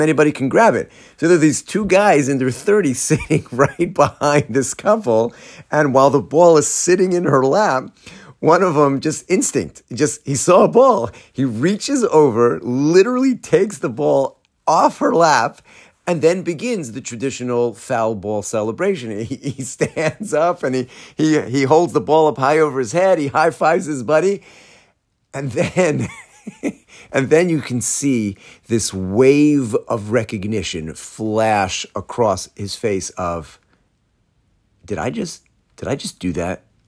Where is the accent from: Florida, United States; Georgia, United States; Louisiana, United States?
Georgia, United States; Atlanta; moved away; I'm from Atlanta.